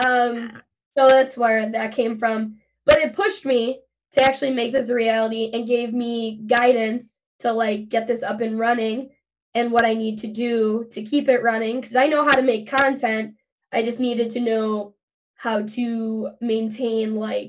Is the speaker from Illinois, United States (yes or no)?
yes; Chicago, Illinois, United States; I'm from Chicago, from Southside Chicago.